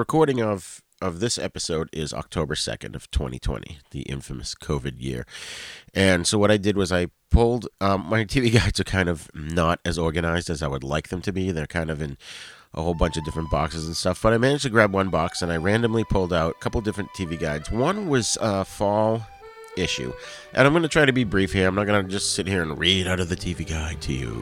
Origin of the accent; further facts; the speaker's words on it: Boston, Massachusetts, United States; where I grew up in the Boston area